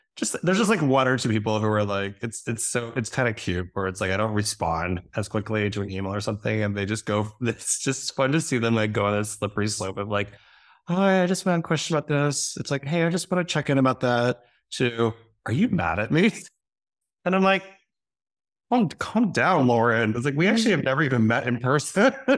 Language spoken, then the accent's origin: English; Reading, Pennsylvania, United States; my hometown of Reading, Pennsylvania.